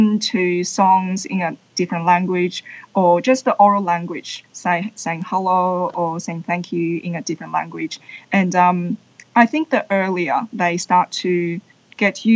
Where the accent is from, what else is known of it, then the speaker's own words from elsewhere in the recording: China; first language Chinese; English is a second language; moved away; I was born in China and I grew up in China, so Chinese is my first language